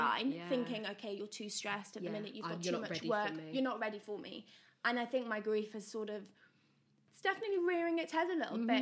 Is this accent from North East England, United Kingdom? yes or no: yes; Newcastle, North East England, United Kingdom; also born or lived in Hackney, London; now in Devizes, United Kingdom